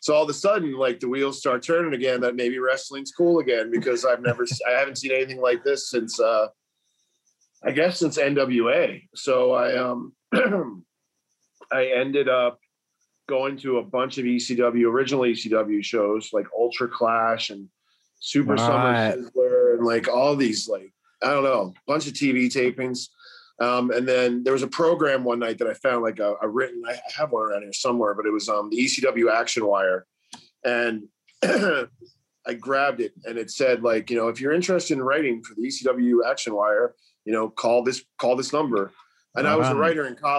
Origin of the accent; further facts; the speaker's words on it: outside Philadelphia, Pennsylvania, United States; I grew up outside Philadelphia